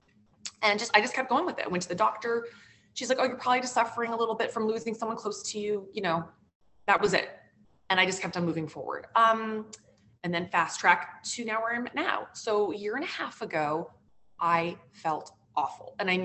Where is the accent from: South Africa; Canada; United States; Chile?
United States; the West; moved away as an adult; also born or lived in New York City; now in New Jersey, United States; growing up in the West